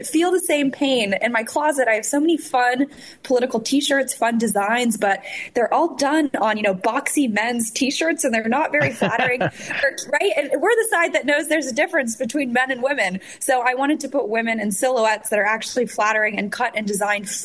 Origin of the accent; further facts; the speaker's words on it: Los Angeles, California, United States; I'm from Los Angeles